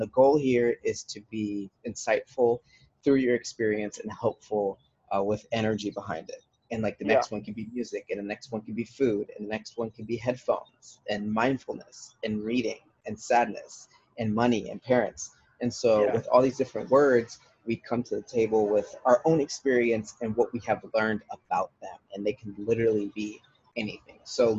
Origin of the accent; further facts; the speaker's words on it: Bad Kreuznach, Rhineland-Palatinate, Germany; I am from Germany, as you know. I was born in Bad Kreuznach, which is a small little, it's actually kind of a medium-sized city. And it was half Germans and half Americans